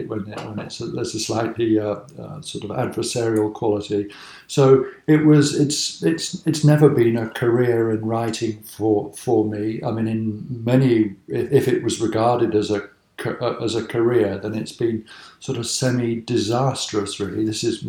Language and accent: English; Cheltenham, South West England, United Kingdom; I grew up in Cheltenham, which people think of as being such an archetypal, rather posh Regency town